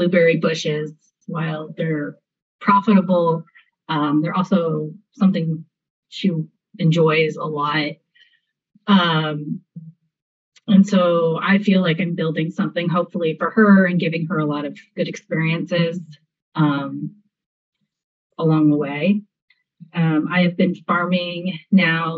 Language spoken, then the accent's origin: English; Southern California, United States; I'm from California, actually Southern California.